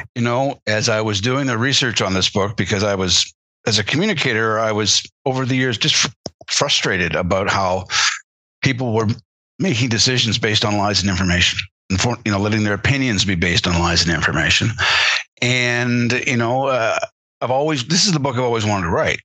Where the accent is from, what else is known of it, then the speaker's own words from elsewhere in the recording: Canada; as a Canadian, uh, growing up